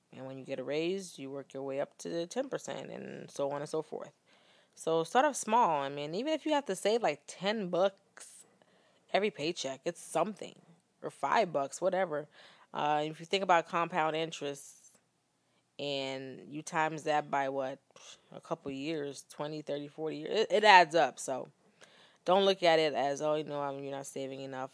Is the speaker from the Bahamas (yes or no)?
yes; Bahamas; now in United States; we were growing up in Bahamas